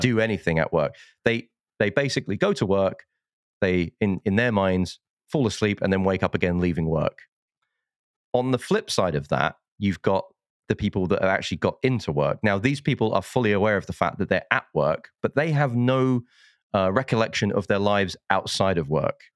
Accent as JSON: {"language": "English", "country": "United Kingdom", "said": "being a Brit"}